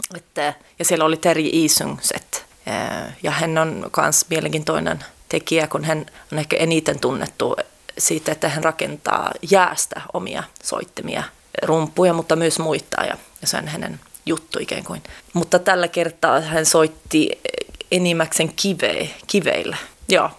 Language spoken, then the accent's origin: Finnish; Sweden; mä oon syntynyt Ruotsissa